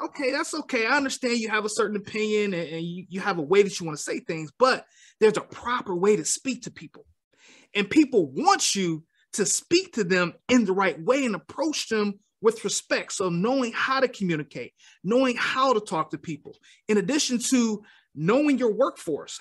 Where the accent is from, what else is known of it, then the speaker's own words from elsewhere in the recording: Detroit, Michigan, United States; I am born and raised in Detroit, Michigan